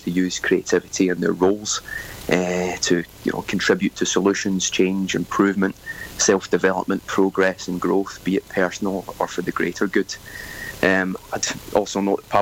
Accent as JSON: {"language": "English", "region": "Scotland", "country": "United Kingdom", "tie": "born or raised there", "moved": "as an adult", "lives_now": "Sunshine Coast, Australia", "said": "I grew up in Scotland and moved to Australia around 13 years ago"}